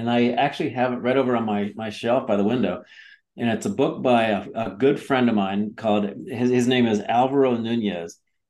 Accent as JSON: {"language": "English", "town": "Willard", "region": "Ohio", "country": "United States", "tie": "born or raised there", "also_born_or_lived": "Jacksonville, Florida", "moved": "as an adult", "lives_now": "Colorado, United States", "said": "I live in Colorado now, born and raised in Ohio. You know, the wonderful mountainous regions of Ohio, the Midwest."}